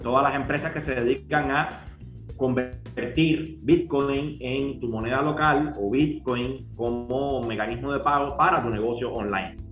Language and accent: Spanish; Cuba; como somos cubanos